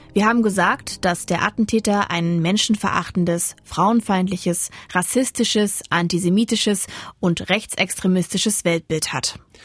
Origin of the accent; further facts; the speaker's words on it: Dessau-Roßlau, Saxony-Anhalt, Germany; Er und ich sind nur ein halbes Jahr nacheinander in Sachsen-Anhalt geboren. Wir sind beide auch in Sachsen-Anhalt aufgewachsen